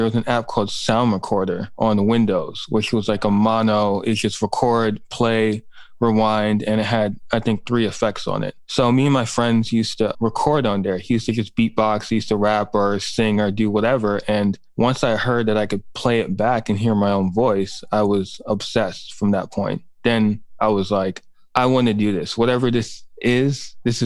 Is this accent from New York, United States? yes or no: yes; New York City, New York, United States; I grew up in Manhattan and Brooklyn